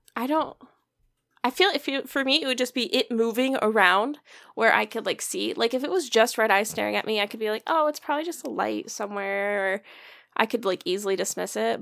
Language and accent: English; Michigan, United States; we're from Michigan